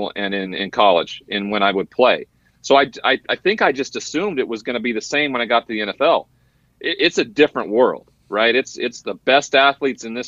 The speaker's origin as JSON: {"language": "English", "town": "Great Falls", "region": "Montana", "country": "United States", "tie": "born or raised there", "also_born_or_lived": "Washington State", "moved": "as an adult", "said": "I'm from a small town called Great Falls, Montana"}